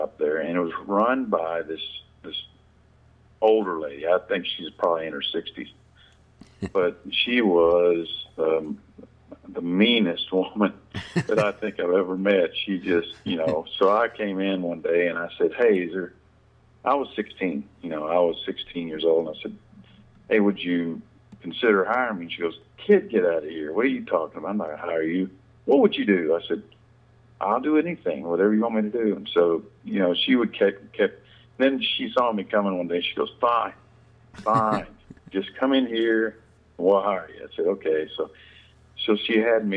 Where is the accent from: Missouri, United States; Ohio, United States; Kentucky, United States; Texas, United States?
Kentucky, United States; Lexington; I grew up in Lexington, Kentucky